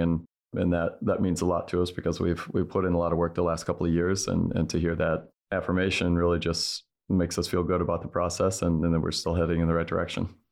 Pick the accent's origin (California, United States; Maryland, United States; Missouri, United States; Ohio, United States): Missouri, United States; outside of Saint Louis; moved away; I grew up with outside of Saint Louis